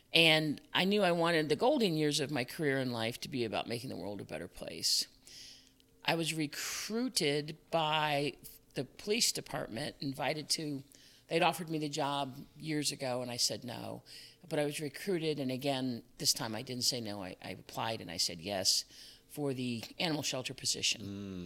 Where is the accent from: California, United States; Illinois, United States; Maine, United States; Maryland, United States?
Illinois, United States; Chicago; moved away as an adult; also born or lived in Fairfax County, Virginia / Oak Park, Illinois; I was born and raised in Chicago